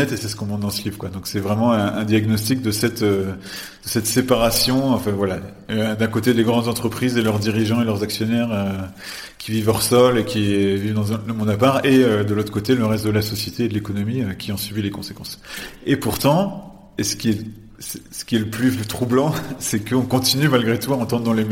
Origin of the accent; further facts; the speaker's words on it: France; en tant que en tant que Français